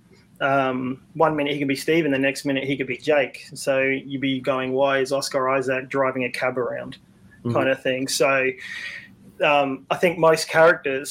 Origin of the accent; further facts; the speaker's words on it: Australia; being an Australian